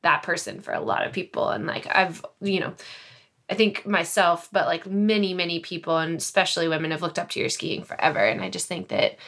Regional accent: United States; I, as a skier from the U.S.

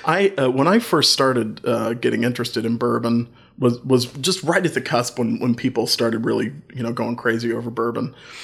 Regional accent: Chillicothe, Ohio, United States; also born or lived in North Carolina; Well, when I first came home to Chillicothe, you know, I moved here from North Carolina, which is a state-controlled state as well.

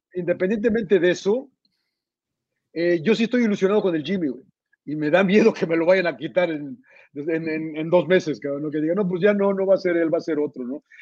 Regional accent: Mexico; los cuatro que somos mexicanos

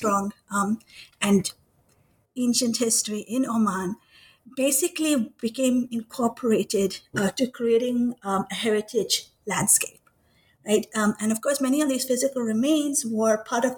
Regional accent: Kuwait; moved away; I grew up in Kuwait. And as a Pakistani

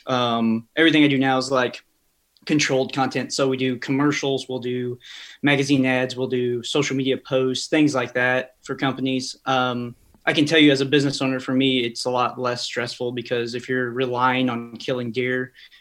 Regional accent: Marshall, Missouri, United States; Yeah, so I grew up in a little town called Marshall, kind of smack dab in the middle of Kansas City and Columbia. Honestly, it's about an hour from each, right down 70.

